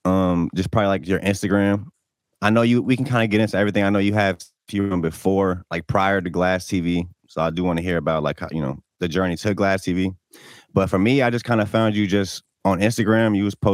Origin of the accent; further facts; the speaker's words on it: Newport News, Virginia, United States; I live in Newport News too.